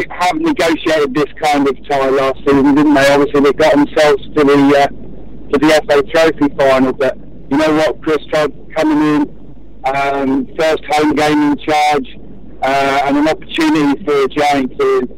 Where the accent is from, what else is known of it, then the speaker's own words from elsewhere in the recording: St Neots, East of England, United Kingdom; my hometown club, St Neots Town.